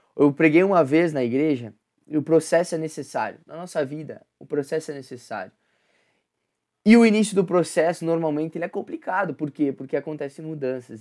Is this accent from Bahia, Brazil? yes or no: no; Concórdia, Santa Catarina, Brazil; moved away; Quando eu vou para Concórdia, que é minha cidade natal, que minha família tá lá